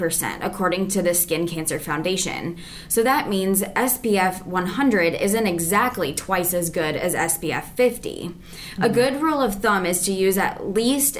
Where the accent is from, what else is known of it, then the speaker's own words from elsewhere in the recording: United States; also born or lived in North Liberty, Iowa; I was born and raised in the Quad Cities.